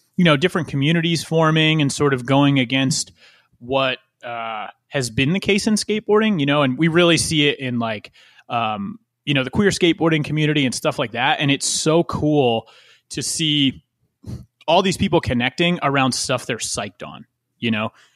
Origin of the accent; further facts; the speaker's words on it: West Chester, Pennsylvania, United States; growing up in Westchester, Pennsylvania, like right around that area